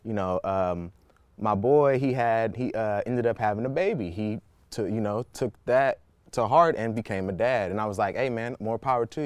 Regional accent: Oakland, California, United States; I'm a Bay Area native, you know, born and raised in Oakland, California

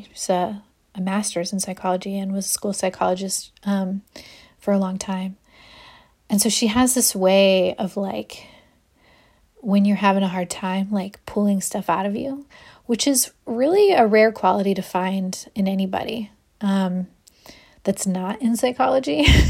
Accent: Ohio, United States; now in Austin, United States; When I moved to Austin, I came from Ohio. I was a public school art teacher there.

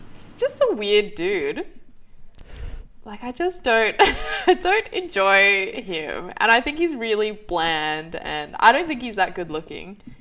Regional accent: Australia; as an Australian

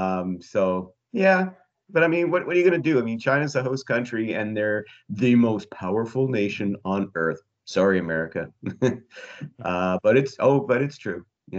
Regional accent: Canada; I say that as Canadian.

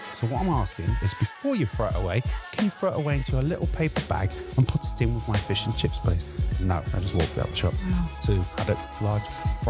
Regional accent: Grimsby, Yorkshire and the Humber, United Kingdom; born or raised there; moved away as an adult; now in London, United Kingdom

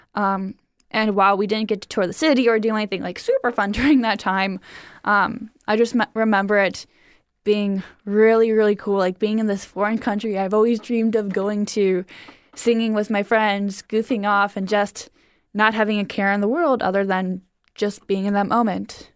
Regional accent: Cleveland, Ohio, United States; I grew up in Cleveland, Ohio.

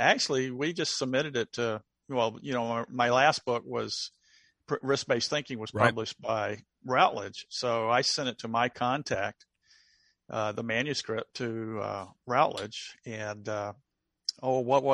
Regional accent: the South, United States; accent: Southern; my Southern accent

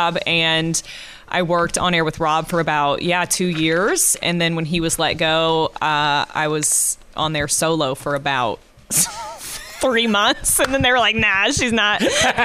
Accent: Evansville, Indiana, United States; I was born and raised here in Evansville

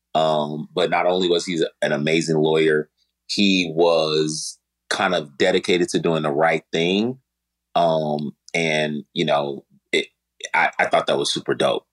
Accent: Chicago, Illinois, United States; I'm from Chicago.

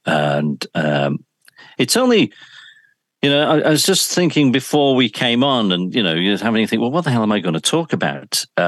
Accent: Oldham, North West England, United Kingdom; also born or lived in Shaw / Yorkshire; I was born in Oldham. So I'm from Oldham, across the Pennines, and of course spent a great deal of my broadcast life in Yorkshire.

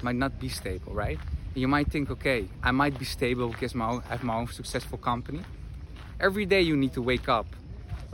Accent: Netherlands; moved away as an adult; also born or lived in Madrid; I'm from the Netherlands, currently live in Madrid 5 months a year and travel the world

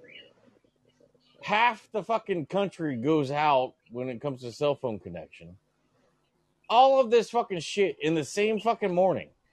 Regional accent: Florida, United States; I'm from Florida

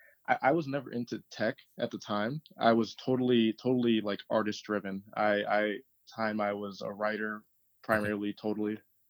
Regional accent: Ann Arbor, Michigan, United States; born there; also born or lived in Farmington / Detroit; So I was born in Ann Arbor. At the time, mom was going to U of M. And from there, we moved around a lot as a kid.

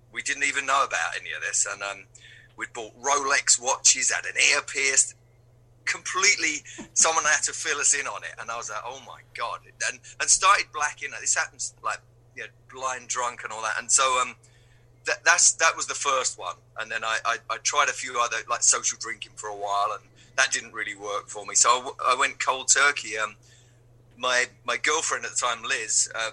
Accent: London, United Kingdom; I'm from London

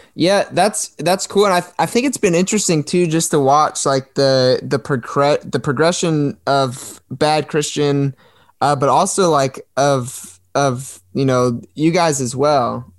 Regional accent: Maryland, United States; moved away as an adult; also born or lived in South Florida; I'm from Maryland. I moved myself and my wife from here, away from all of our family, down to South Florida

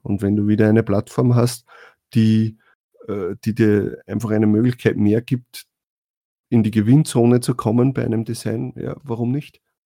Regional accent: Austria; als Österreicher

